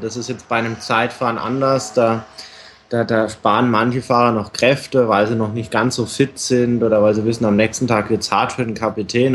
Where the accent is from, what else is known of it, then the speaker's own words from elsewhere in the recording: Germany; Als Deutscher